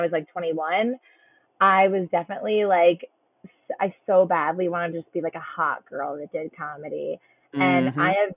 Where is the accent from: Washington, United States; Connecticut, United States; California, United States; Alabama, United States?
Connecticut, United States; I'm from Connecticut